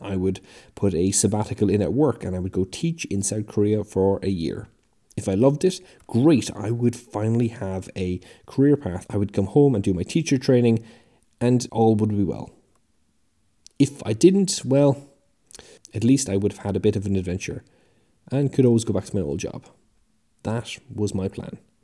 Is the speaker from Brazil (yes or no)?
no; Ireland; now in United Kingdom; I live in the U K, but I'm from the Republic of Ireland.